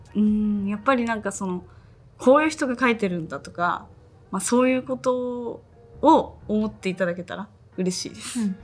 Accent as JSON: {"language": "Japanese", "region": "Tochigi", "country": "Japan", "tie": "born or raised there", "also_born_or_lived": "Tokyo", "accent": "Tochigi dialect", "moved": "yes", "said": "栃木なまりが出ちゃった"}